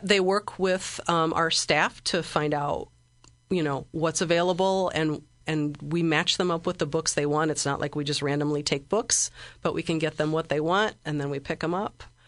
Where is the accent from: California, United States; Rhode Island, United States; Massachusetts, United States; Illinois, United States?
Illinois, United States; Bloomington; moved away as an adult; also born or lived in La Crosse, Wisconsin; now in Springfield, United States; I'm from Bloomington. That's where I spent most of my life, I grew up, uh, in rural Bloomington, near Lake Bloomington